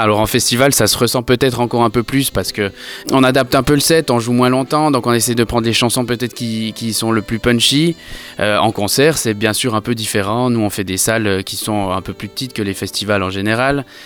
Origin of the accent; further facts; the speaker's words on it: Switzerland; moved away as an adult; now in Paris, France; j'ai vécu en Suisse, je suis suisse de nationalité.